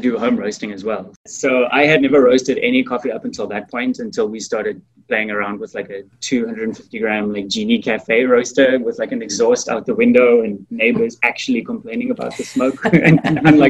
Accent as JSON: {"language": "English", "country": "South Africa", "tie": "born or raised there", "moved": "yes", "said": "I'm from South Africa, born and raised"}